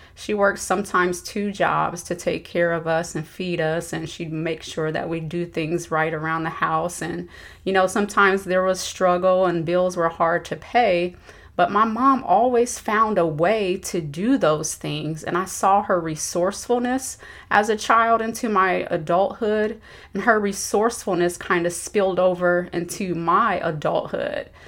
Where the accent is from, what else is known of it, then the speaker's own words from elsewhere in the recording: Dayton, Ohio, United States; moved away as an adult; I grew up in Dayton, Ohio.